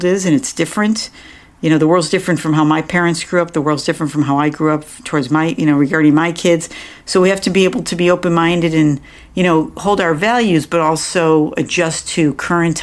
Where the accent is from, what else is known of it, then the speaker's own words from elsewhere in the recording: New York, United States; moved away; I grew up back in New York